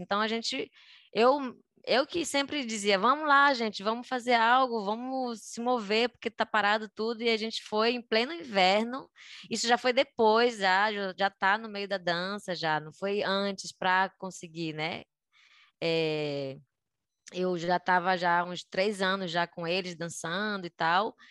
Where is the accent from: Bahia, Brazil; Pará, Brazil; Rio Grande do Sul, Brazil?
Pará, Brazil; Belém; moved away as an adult; also born or lived in Rio de Janeiro, Brazil; now in Madrid, Spain; eu sou de Belém do Pará, nascida e crescida é, até os 18 anos, quando eu fui embora de Belém.